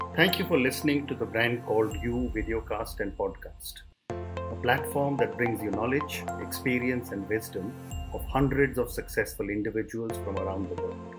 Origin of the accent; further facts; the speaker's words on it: India; I'm from India